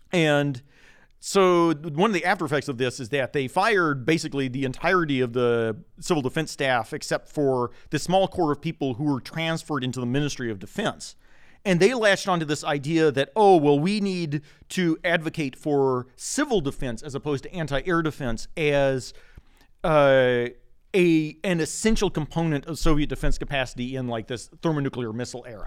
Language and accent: English; Oak Ridge, Tennessee, United States; I was, uh, kind of born and raised in the nuclear village. So I'm from Oak Ridge, Tennessee